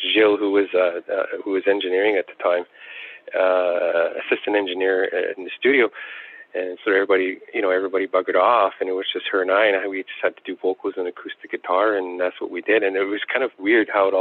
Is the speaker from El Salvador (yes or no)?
no; Attawapiskat, Ontario, Canada; growing up in Attawapiskat, I knew only one person who played the harmonica